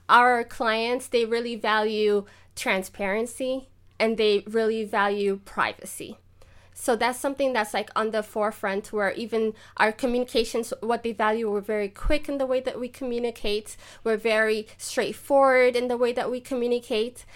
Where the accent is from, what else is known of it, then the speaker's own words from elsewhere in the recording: Ethiopia; now in Germany; I'm Ethiopian